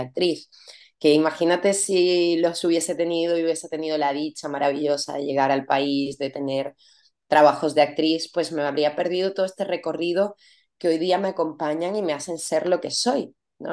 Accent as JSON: {"language": "Spanish", "country": "Venezuela", "also_born_or_lived": "Paris / Barcelona", "moved": "as an adult", "lives_now": "Spain", "said": "mi país"}